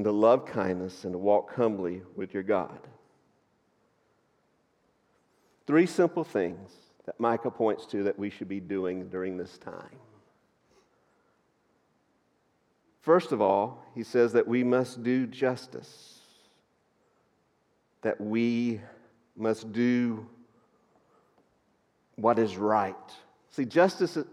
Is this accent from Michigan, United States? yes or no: no; North Georgia, United States; moved away; I grew up in North Georgia, and a lot of you would think I grew up in the mountains, but that's because you're flatlanders. I grew up in the hills